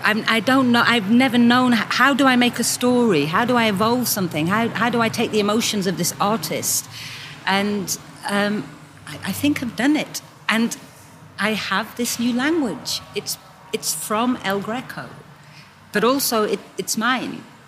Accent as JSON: {"language": "English", "country": "United Kingdom", "also_born_or_lived": "London", "moved": "yes", "lives_now": "Basel, Switzerland", "said": "I'm British"}